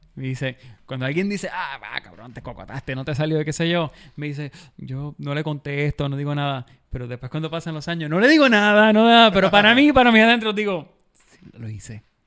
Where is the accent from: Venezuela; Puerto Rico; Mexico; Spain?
Puerto Rico; Bayamón; Yo soy de Bayamón y yo crecí en los 80.